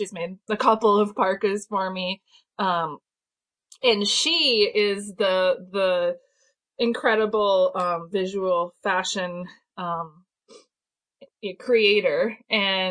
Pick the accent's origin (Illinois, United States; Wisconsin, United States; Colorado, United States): Wisconsin, United States; moved away; I grew up in Wisconsin and my parents were mushers